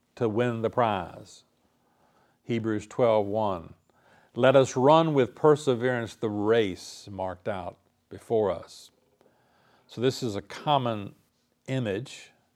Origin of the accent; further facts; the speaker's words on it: the South, United States; I grew up in the South in a Christian culture